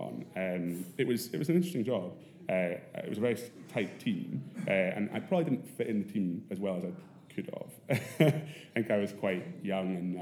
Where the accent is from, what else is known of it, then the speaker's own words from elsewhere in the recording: Edinburgh, Scotland, United Kingdom; I grew up in Edinburgh, went to Harriet's as my school